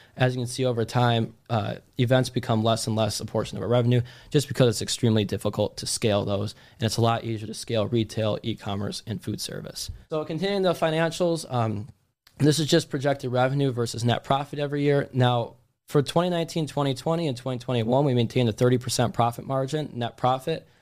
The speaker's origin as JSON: {"language": "English", "region": "Wisconsin", "country": "United States", "also_born_or_lived": "Miami", "moved": "yes", "said": "we're both from Wisconsin"}